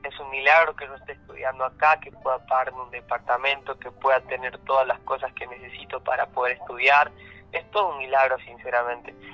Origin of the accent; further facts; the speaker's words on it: Perico, Jujuy, Argentina; moved away as an adult; now in Libertador San Martín, Argentina; yo nací en la provincia de Jujuy, eh, en una ciudad que se llama Perico. Muy bien. Así que ahí me crié, me formé